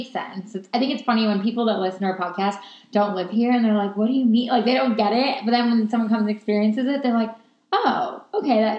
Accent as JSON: {"language": "English", "region": "New York", "country": "United States", "moved": "yes", "lives_now": "Los Angeles, United States", "said": "we're both from New York."}